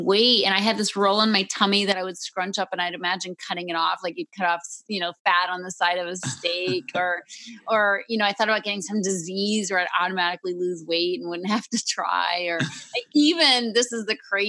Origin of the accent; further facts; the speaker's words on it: Concord, Massachusetts, United States; moved away; Raised in Concord, Mass., the beautiful historic town